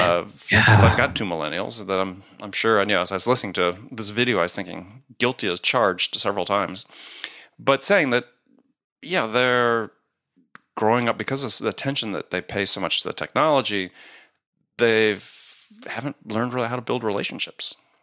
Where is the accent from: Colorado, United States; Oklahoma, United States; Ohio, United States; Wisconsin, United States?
Wisconsin, United States; I think it's Midwestern Protestant work ethic. I grew up in Wisconsin.